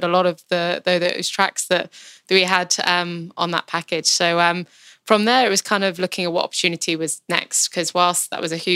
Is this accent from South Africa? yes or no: no; United Kingdom; I grew up, obviously, in the UK. I'm British